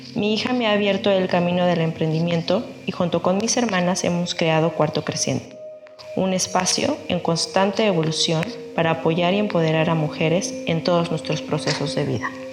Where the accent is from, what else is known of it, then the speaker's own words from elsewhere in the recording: Mexico; now in Melbourne, Australia; Soy mexicana en una aventura prolongada por Melbourne, Australia